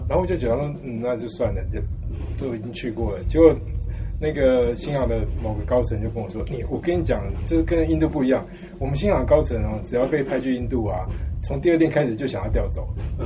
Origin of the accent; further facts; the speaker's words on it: Taiwan; moved away as an adult; also born or lived in United States / Canada / Czech Republic / United Kingdom; 我是台湾出 生长大，但我在美国拿到博士